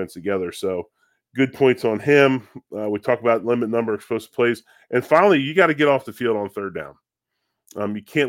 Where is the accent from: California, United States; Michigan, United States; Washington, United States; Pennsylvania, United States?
Pennsylvania, United States; Philadelphia; growing up in Philadelphia, being an Eagles fan as well